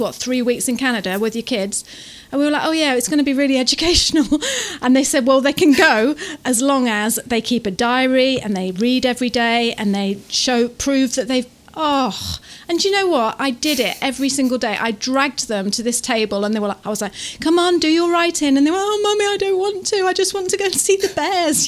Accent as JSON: {"language": "English", "region": "Taranaki", "country": "New Zealand", "said": "we're from Taranaki"}